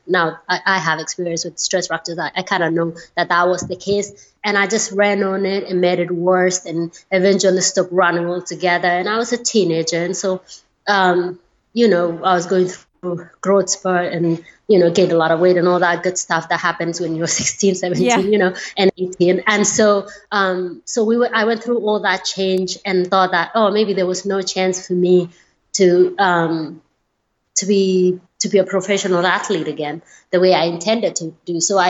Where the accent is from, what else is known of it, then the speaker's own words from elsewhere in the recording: Kenya; You know, I had a happy childhood. It is different because it's a different culture.